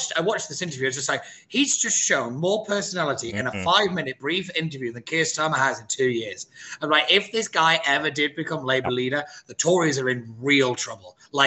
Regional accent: Wigan, North West England, United Kingdom; moved away; I come from Wigan

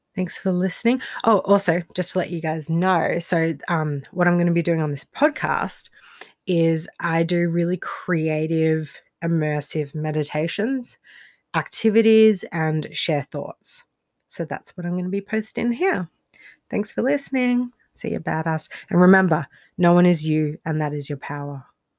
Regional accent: Australia; moved away as an adult; also born or lived in Rostrevor, Northern Ireland; I'm Australian, but I lived in Northern Ireland for a few years

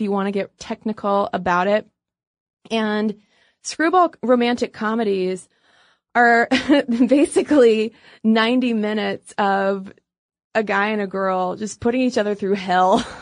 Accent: United States; we are American

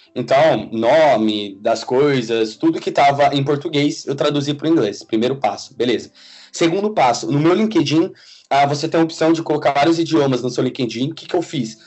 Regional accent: Suzano, São Paulo, Brazil; moved away as an adult; also born or lived in Butantã, São Paulo / Italy; now in London, United Kingdom; eu sou de São Paulo, nasci e morei durante minha vida toda na cidade de Suzano

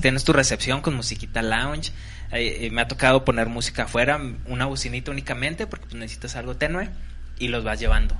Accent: Cuauhtémoc, Chihuahua, Mexico; yo que soy de Cuauhtémoc

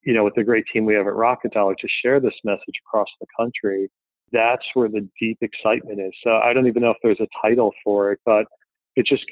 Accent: Philadelphia, Pennsylvania, United States; I'm from Philadelphia

